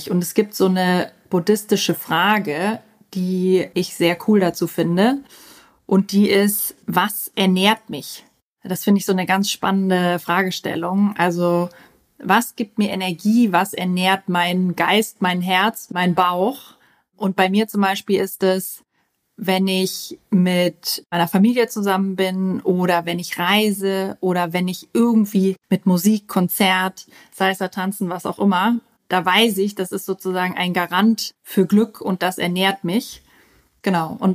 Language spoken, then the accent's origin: German; Austria; Ja, ich weiß, ich klinge wie Hannover, aber ich bin eigentlich Österreicherin und bin mit zwei ganz extremen österreichischen Dialekten aufgewachsen und habe mich dann irgendwie für Hochdeutsch entsc